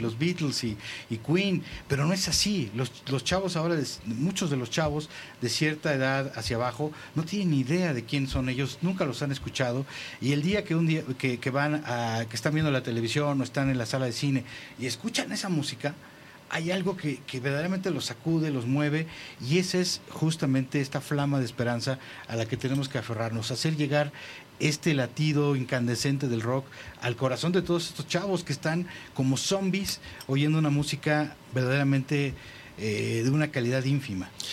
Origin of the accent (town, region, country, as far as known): Mexico